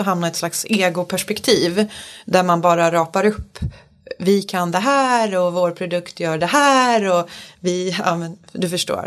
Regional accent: Falun, Dalarna County, Sweden; now in Stockholm, Sweden; Jag är uppväxt i lilla Falun i Dalarna

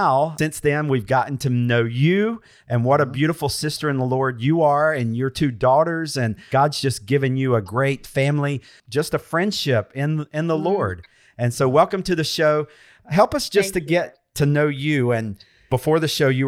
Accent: United States; I'm an American

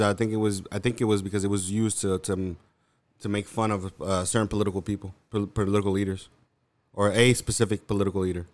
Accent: New York, United States; I'm from New York

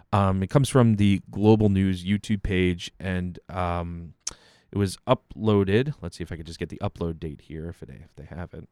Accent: United States; As an American

